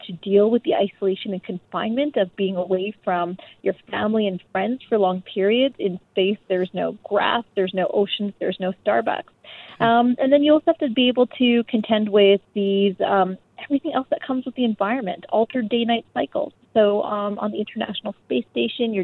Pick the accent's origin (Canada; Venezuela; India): Canada; I'm Canadian